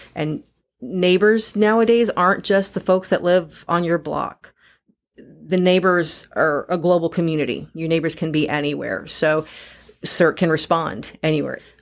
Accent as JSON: {"language": "English", "town": "San Diego", "region": "California", "country": "United States", "tie": "born or raised there", "moved": "yes", "lives_now": "Missouri, United States", "said": "Growing up in San Diego"}